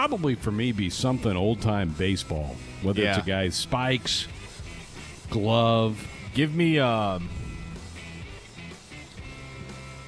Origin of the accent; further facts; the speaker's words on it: Kansas City, United States; I grew up in Kansas City.